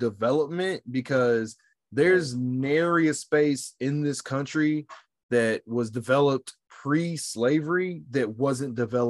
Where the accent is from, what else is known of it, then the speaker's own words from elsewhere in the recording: United States; I, as an American, like divorcing the fact that I'm a Black American